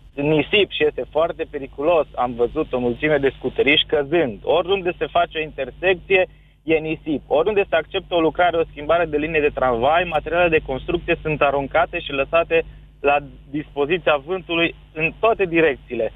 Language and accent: Romanian; Cluj-Napoca, Cluj County, Romania; din Cluj